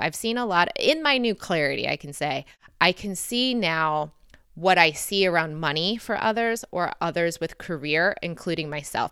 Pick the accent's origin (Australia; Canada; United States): United States; Michigan; accent: American; moved away as an adult; also born or lived in Detroit, Michigan / London / Lisbon; growing up in Michigan